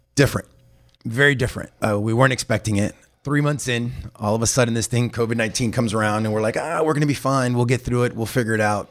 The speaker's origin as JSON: {"language": "English", "town": "Hialeah", "region": "Florida", "country": "United States", "tie": "born or raised there", "said": "I was born and raised in the Miami area, actually Hialeah"}